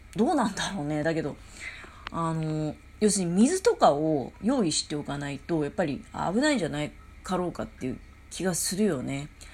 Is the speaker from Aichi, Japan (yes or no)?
no; Tokamachi, Niigata, Japan; うちの実家もそうなんだけどね、十日町っていうとこも